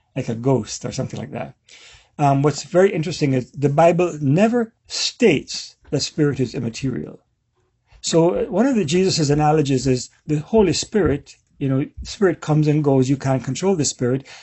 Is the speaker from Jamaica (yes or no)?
yes; Jamaica; So I'm, I'm a Jamaican